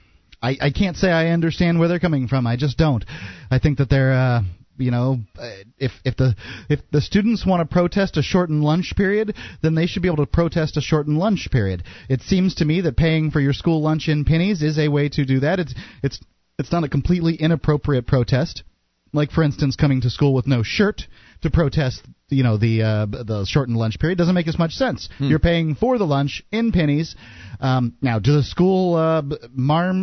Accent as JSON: {"language": "English", "town": "Sarasota", "region": "Florida", "country": "United States", "said": "We're from Sarasota, Florida, you"}